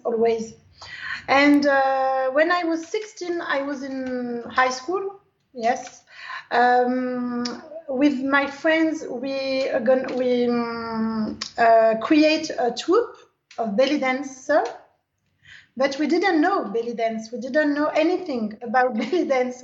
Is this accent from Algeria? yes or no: yes; Algeria; English is a second language; I dance Algerian dance because I am from Algerian